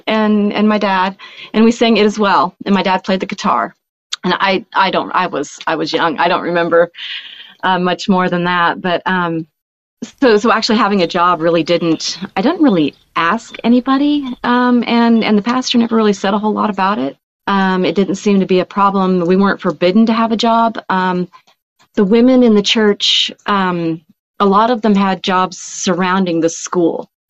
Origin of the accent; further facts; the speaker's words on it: Rapid City, South Dakota, United States; also born or lived in Oregon; I'm from South Dakota